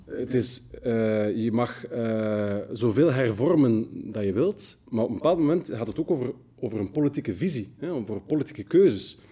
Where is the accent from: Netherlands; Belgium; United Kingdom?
Belgium; Brussels, Brussels-Capital Region; geeft ons ook wel wat trots als Brusselaars